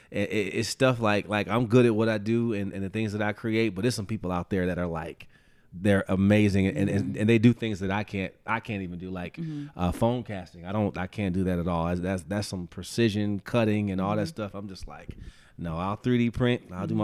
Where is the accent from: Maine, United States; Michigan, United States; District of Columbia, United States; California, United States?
Michigan, United States; Detroit; I'm from Detroit.